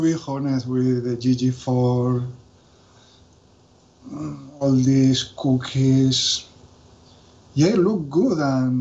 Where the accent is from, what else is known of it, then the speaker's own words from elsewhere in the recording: Valencia, Valencian Community, Spain; English is a second language; I'm from Valencia